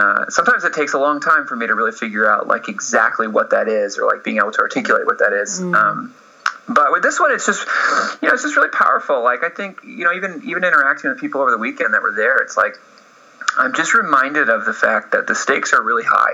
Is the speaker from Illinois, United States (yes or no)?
no; Atlanta, Georgia, United States; moved away as an adult; now in Los Angeles, United States; I grew up in Atlanta. And I moved out to Los Angeles to pursue film